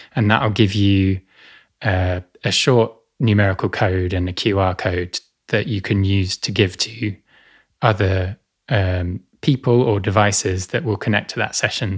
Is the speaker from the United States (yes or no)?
no; Essex, East of England, United Kingdom; I grew up in Essex, uh, to the northeast of London.